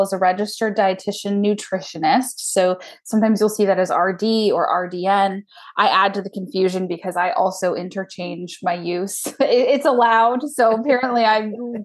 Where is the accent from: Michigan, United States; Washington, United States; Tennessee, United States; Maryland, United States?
Washington, United States; Lake Stevens; also born or lived in Snohomish / Edmonds; I grew up in Snohomish, or I was, you know, born there, moved to Lake Stevens for my school years, and then now live in Edmonds. So I'm a native, a unicorn, as it were, in the Seattle area.